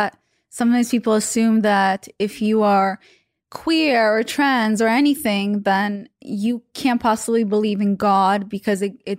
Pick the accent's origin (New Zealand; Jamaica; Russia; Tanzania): Russia; English is a second language; I mean, a good example is I'm from Russia.